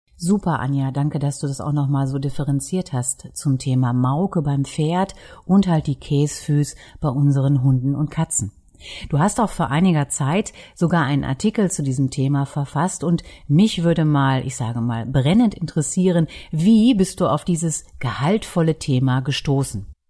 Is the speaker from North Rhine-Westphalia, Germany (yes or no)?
yes; East Westphalia-Lippe, North Rhine-Westphalia, Germany; bei uns in Ostwestfalen-Lippe